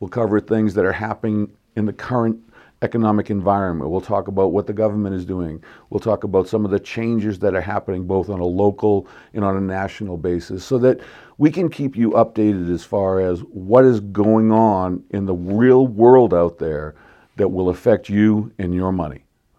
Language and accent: English; Boston, Massachusetts, United States; now in Palmdale, United States; On a personal note, I live here in Palmdale. I absolutely love it here. I grew up in Boston.